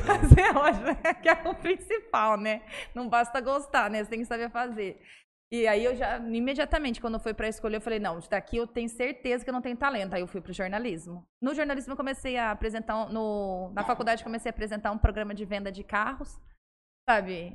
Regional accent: Presidente Prudente, São Paulo, Brazil; moved away as an adult; also born or lived in Nova Mutum, Mato Grosso / Rondonópolis, Mato Grosso; now in São José do Rio Preto, Brazil; Eu sou de Presidente Prudente, lá fiz faculdade lá

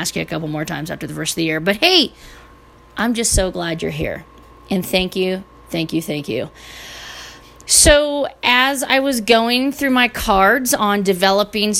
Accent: Northern California, United States; I was born and raised in Northern California.

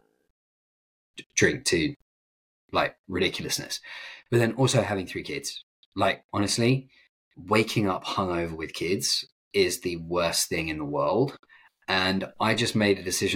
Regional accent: England, United Kingdom; moved away

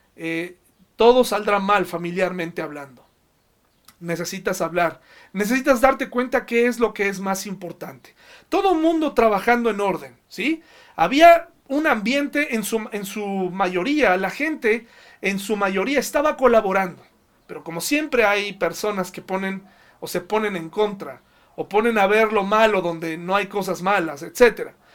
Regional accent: Mexico; nosotros como mexicanos

